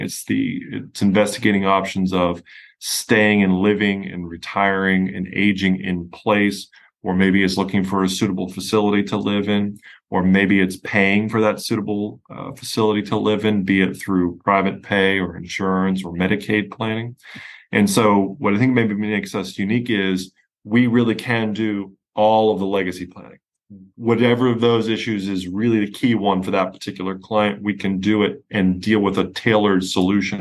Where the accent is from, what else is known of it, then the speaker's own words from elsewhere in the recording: Pennsylvania, United States; accent: hard Yankee accent, Pennsylvania drawl; moved away as an adult; now in Houston, United States; I'm from Pennsylvania originally, where I had my own firm